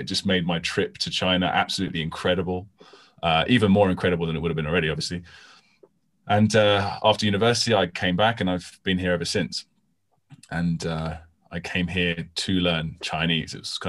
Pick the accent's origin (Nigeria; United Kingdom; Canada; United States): United Kingdom; South of England; I'm from England, south of England.